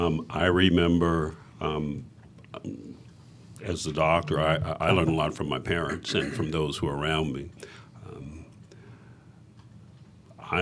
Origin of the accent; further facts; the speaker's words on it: New York City, New York, United States; Growing up in New York City